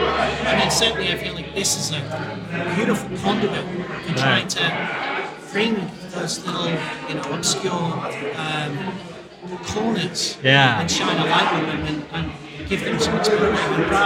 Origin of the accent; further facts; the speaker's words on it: Kilkenny, Leinster, Ireland; moved away; He realized that I lived in Kilkenny. I was brought up in Kilkenny.